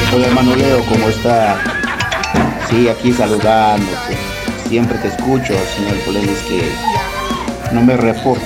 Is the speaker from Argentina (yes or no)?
yes; Rosario, Santa Fe, Argentina; soy de acá de Rosario